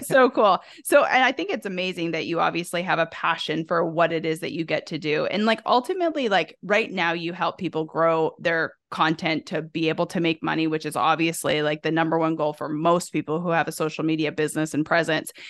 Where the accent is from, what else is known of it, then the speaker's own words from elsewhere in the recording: the South, United States; I'm from the South